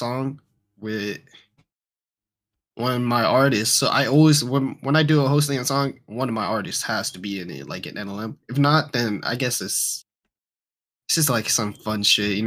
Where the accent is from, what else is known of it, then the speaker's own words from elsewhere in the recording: Atlanta, Georgia, United States; I'm from Georgia and Atlanta.